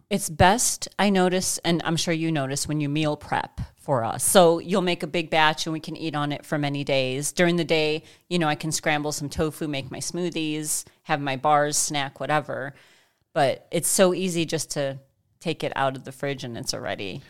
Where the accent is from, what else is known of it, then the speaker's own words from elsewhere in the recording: Chicago, Illinois, United States; also born or lived in Saint George, Utah; now in Central Kansas, United States; I'm from Chicago